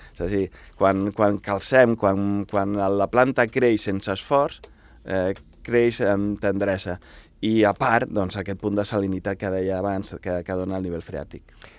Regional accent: Baix Llobregat, Catalonia, Spain

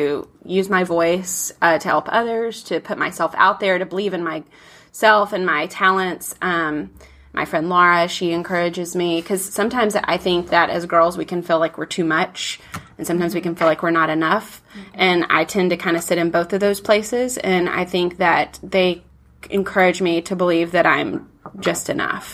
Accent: Alabama, United States; I grew up in Alabama

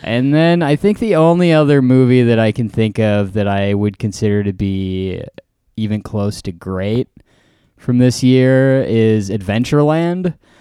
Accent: Green Bay, Wisconsin, United States; moved away; I was in my hometown of Green Bay, Wisconsin

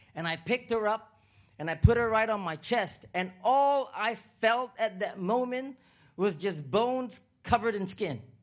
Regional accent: Singapore; also born or lived in Toronto, Canada / Vancouver, Canada / Los Angeles, United States; now in Uganda; I was born in Singapore

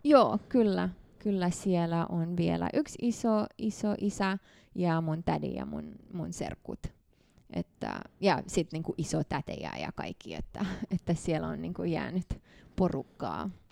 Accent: Canada; Finnish is a second language; moved away as an adult; also born or lived in Bucharest, Romania / Mannheim, Germany / Montreal, Canada / Tampere, Finland; now in Finland; me muutettiin sinne vuonna 1993, ja mä, mä tulin Suomeen 2010

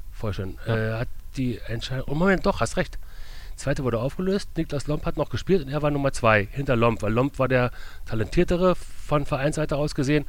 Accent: Berlin, Germany; moved away as an adult; also born or lived in Leverkusen; now in Burscheid, Germany; Ich bin in der Großstadt Berlin groß geworden

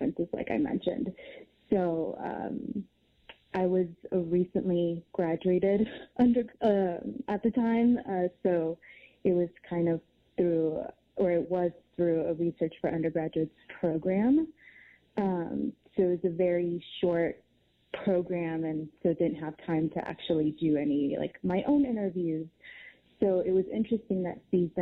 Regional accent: Houston, Texas, United States; moved away; I'm from Houston, so several hurricanes that I've experienced

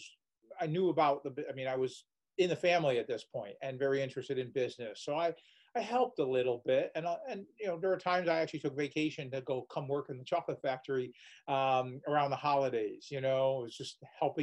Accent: Waterbury, Connecticut, United States; moved away as an adult; I was born and raised in Waterbury, Connecticut

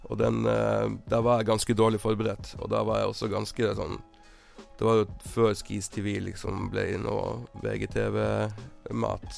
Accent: Tromsø, Troms, Norway; i Tromsø, der jeg er fra.

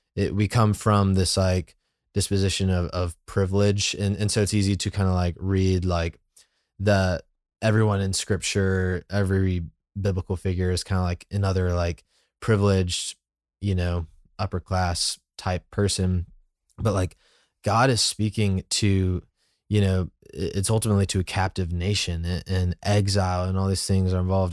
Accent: Birmingham, Alabama, United States; now in Atlanta, United States; I'm from Birmingham, and so I had to kinda, like, grow up and see more of the world

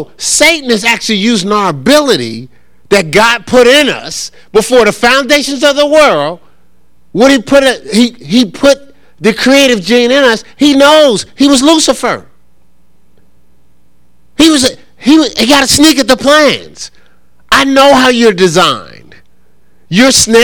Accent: Newark, New Jersey, United States; I grew up in Newark with foster parents

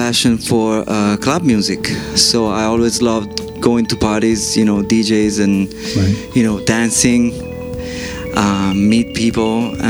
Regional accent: New York, United States; I grew up in New York as a musician.

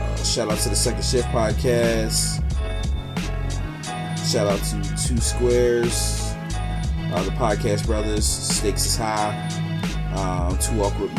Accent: Philadelphia, Pennsylvania, United States; I'm from Philly

